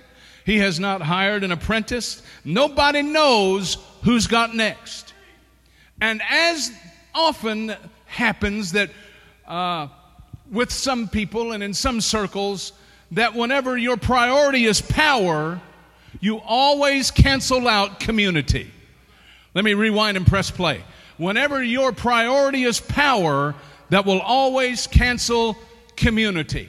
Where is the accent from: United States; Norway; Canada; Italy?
United States; the South; I'm from the South